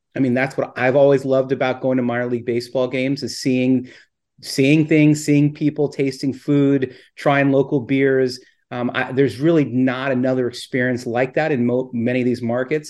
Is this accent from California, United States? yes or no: yes; Southern California, United States; I grew up in Southern California